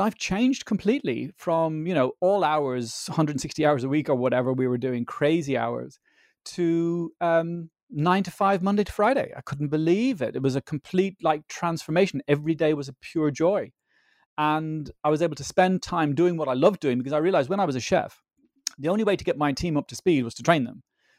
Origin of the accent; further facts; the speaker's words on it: Dublin, Leinster, Ireland; I grew up in Ireland, in Dublin, of Dutch parents.